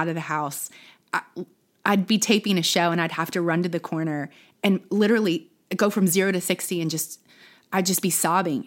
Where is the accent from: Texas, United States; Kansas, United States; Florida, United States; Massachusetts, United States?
Texas, United States; Plano; also born or lived in Dallas; now in Austin, United States; I was born in Dallas, grew up in Plano.